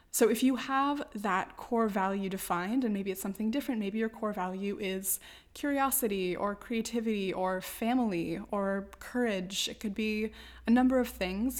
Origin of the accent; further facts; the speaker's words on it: United States; now in Morocco; as an American white woman